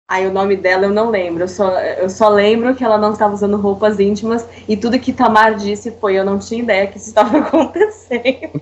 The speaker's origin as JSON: {"language": "Portuguese", "region": "São Paulo", "country": "Brazil", "said": "Falo isso como paulista"}